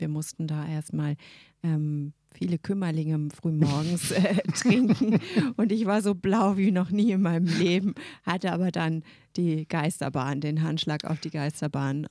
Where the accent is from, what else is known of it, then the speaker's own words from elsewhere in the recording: Berlin, Germany; also born or lived in Brighton, United Kingdom; Wir wurden als Berliner